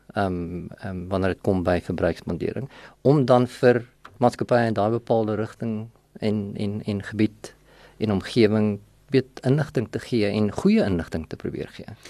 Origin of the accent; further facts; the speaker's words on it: Vanderbijlpark, Gauteng, South Africa; also born or lived in Sasolburg, Free State; ek is in Sasselburg gebore. Ehm um, en het daar vir 'n rukkie skool gegaan en toe trek ons net oor kant die Varevier na van Nabel toe. En daar het ek my laerskool loopbaan voltooi, hoërskool loopbaan voltooi